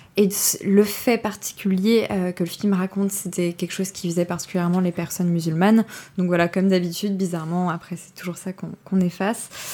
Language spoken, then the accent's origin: French; France; en tant que Français